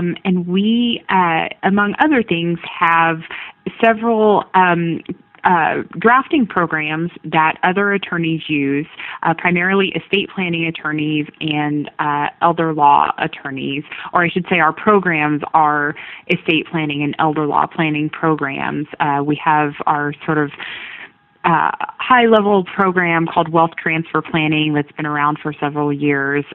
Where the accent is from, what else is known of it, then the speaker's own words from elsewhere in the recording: Junction City, Kansas, United States; also born or lived in Wichita, Kansas / New York; I'm originally from Kansas. I was initially raised in a little town called a smaller town called Junction City.